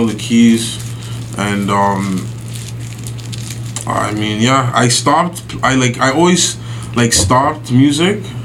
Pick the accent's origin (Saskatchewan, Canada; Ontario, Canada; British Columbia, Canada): Ontario, Canada; Toronto; I was born in Toronto, of course. You know, I used to live in a hood called Falstaff